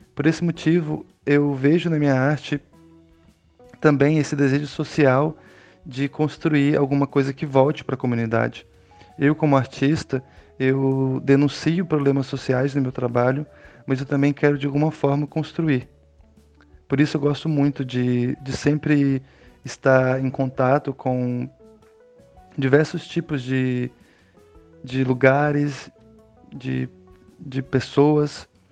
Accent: Brazil; now in São Paulo coast, Brazil; Eu sou nascido no Vale do Araguaia, em região de divisa entre Goiás e Mato Grosso, cortada pelo Rio Araguaia.

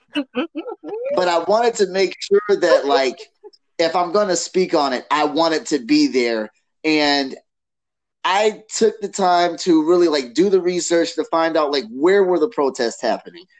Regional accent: Detroit, Michigan, United States; now in Canton, United States; I was born in Detroit. I was raised half of my life in Detroit

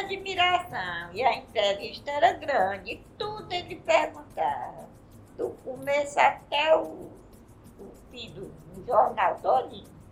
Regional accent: Ipu, Ceará, Brazil; Eu sou do Ceará

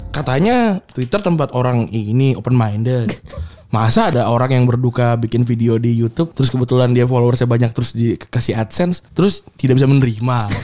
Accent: Bekasi, West Java, Indonesia; gue gue besar di Bekasi

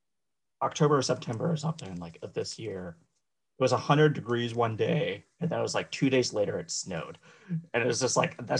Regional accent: Colorado, United States; moved away; also born or lived in Arizona; I'm originally from Arizona, and then I lived in Colorado for most of my life. And actually, this weekend, I'm going back to Arizona for a couple of months.

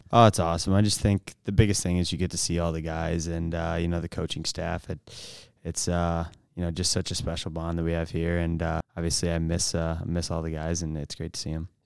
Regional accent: St. Louis, Missouri, United States; I'm from Saint Louis

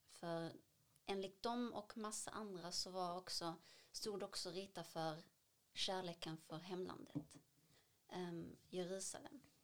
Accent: Damascus, Damascus Governorate, Syria; now in Sweden; Jag föddes 1992 i Damaskus, Syrien.

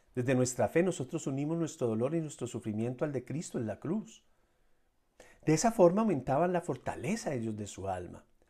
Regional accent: Colombia; en mi país, que es Colombia

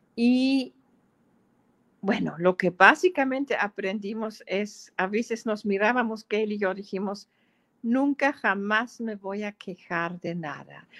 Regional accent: Germany; Spanish is a second language; moved away as an adult; now in San Cristóbal de las Casas, Mexico; mis memorias de mi niñez en Alemania

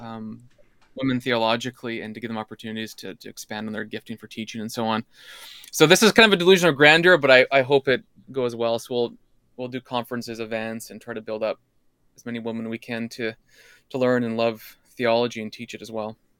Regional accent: Alberta, Canada; moved away; also born or lived in British Columbia / United States; I grew up in Alberta, well, B C in Alberta

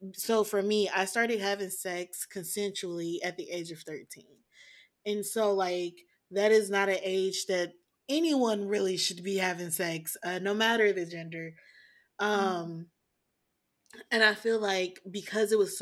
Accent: the South, United States; I was born in the South, and so I was only taught no sex or save sex for your husband

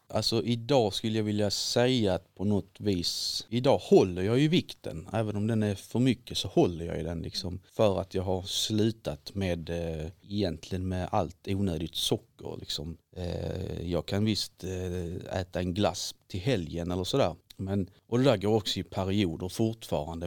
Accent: Viken, Skåne, Sweden; also born or lived in Helsingborg; now in Glumslöv, Sweden; jag är uppväxt i Viken utanför Helsingborg

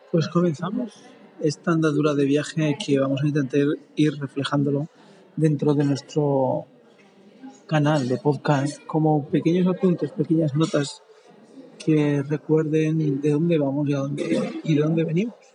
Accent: Spain; lo que no podemos dejar de saber es que somos españoles.

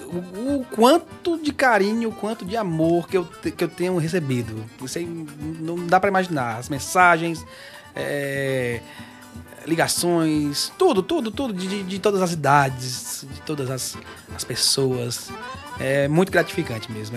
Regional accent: Pacoti, Ceará, Brazil; moved away; lá em Pacoti, lá onde eu nasci e cresci.

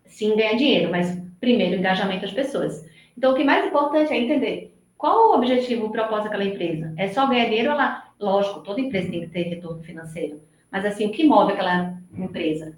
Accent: Recife, Pernambuco, Brazil; accent: nordestino, meio misturado com São Paulo; now in São Paulo, Brazil; pelo meu sotaque, já dá para perceber que eu não sou de São Paulo, eu moro em São Paulo, eu sou nordestina, sou de Recife

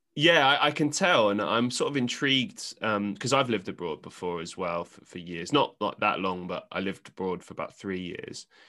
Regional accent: London, United Kingdom; I grew up in London

